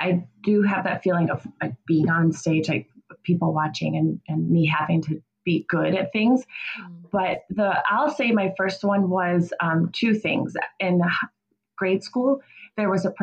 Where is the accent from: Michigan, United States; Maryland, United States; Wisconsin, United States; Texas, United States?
Wisconsin, United States; Kenosha; I'm from Kenosha